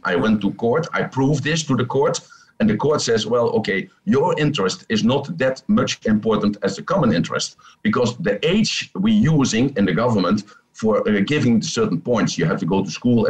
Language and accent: English; Netherlands; now in Thailand; I'm from Holland, from the Netherlands, oh. but I'm living in Thailand with my babies.